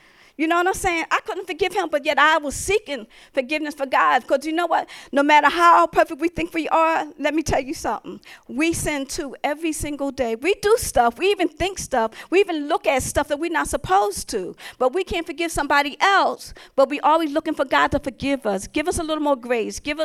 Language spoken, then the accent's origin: English; Philadelphia, Pennsylvania, United States; I'm from the city. I'm from Philadelphia